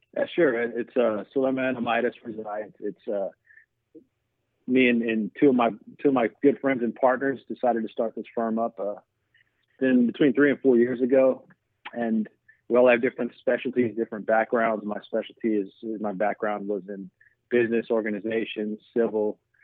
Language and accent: English; the South, United States; I'm from the South